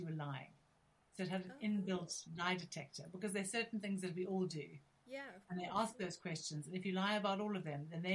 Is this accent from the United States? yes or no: no; South Africa; now in England; I'm originally from South Africa